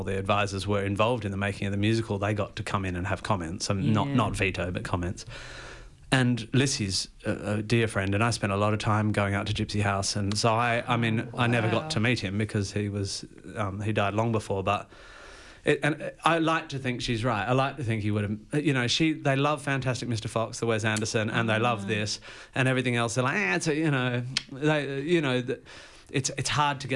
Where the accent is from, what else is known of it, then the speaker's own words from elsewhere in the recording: Australia; being Australian